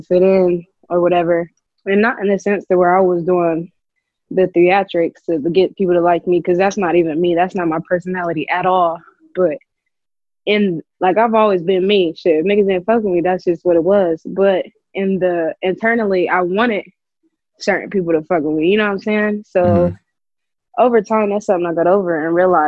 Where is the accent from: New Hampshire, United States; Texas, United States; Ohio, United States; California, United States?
Ohio, United States; Columbus; I'm from Columbus, Ohio.